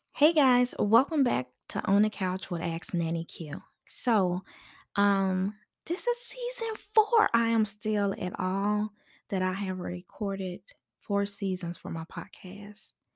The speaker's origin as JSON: {"language": "English", "town": "Memphis", "region": "Tennessee", "country": "United States", "moved": "yes", "lives_now": "Georgia, United States", "said": "I am from Memphis."}